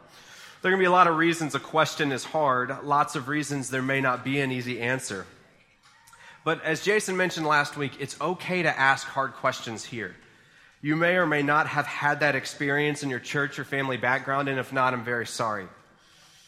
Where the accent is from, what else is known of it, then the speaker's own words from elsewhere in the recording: Boone, North Carolina, United States; I grew up in Boone, and I ended up staying in Boone for college, and went to Appalachian State